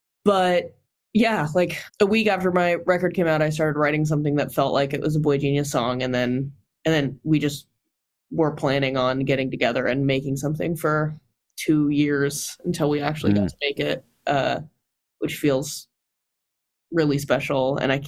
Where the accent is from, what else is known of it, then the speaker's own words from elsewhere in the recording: California, United States; I'm from California. I don't know about that.